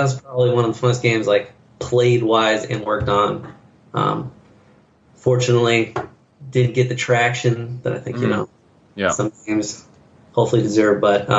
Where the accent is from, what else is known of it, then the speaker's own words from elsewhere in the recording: California, United States; Growing up in California, like, sounds like it's this big, crazy, faraway place.